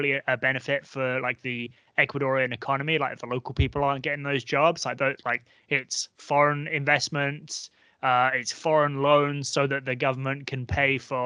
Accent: England, United Kingdom; I'm from England

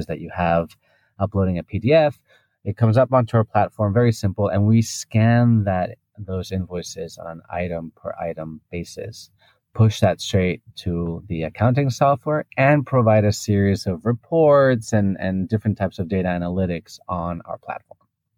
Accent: Spain; English is a second language; also born or lived in United Kingdom / United States / Japan / Hong Kong; now in Singapore; So I'm originally from Spain, but throughout my life, I've been jumping around. I've lived in the UK, I've lived in the US, in Japan and Hong Kong.

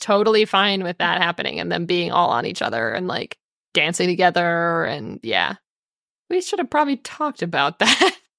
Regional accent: United States; as American culture

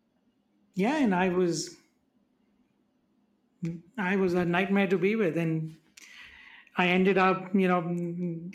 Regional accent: India; I'm from India.

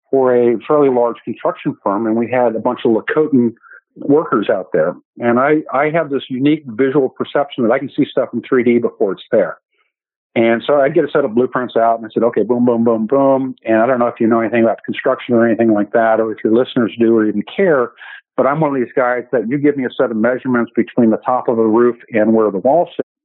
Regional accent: Vallejo, California, United States; I actually grew up in California

